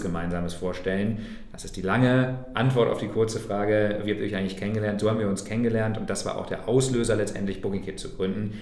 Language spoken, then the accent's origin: German; Braunschweig, Lower Saxony, Germany; moved away as an adult; also born or lived in Thuringia; in meiner Heimatstadt Braunschweig in Niedersachsen